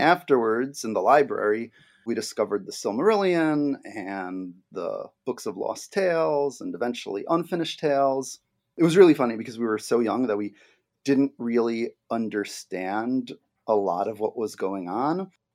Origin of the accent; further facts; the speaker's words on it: New York City, New York, United States; moved away as an adult; now in Michigan, United States; I grew up in and around New York City, um, but I've lived in Michigan for the last decade or so of my life.